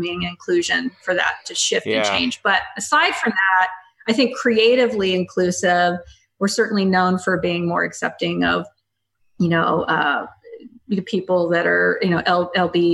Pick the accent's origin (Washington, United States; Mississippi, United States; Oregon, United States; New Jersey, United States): Mississippi, United States; now in Portland, United States; I grew up in Mississippi